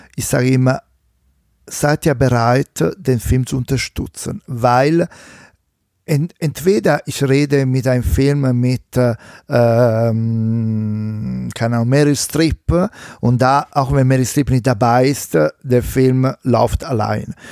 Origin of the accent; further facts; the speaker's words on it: Italy; accent: Italian; German is a second language; now in Germany; mit meinem schlechten italienischen Akzent